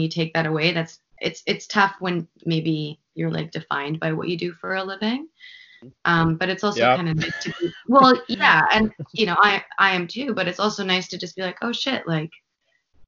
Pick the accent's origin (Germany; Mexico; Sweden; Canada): Canada; Vancouver, British Columbia; also born or lived in Los Angeles; this is my hometown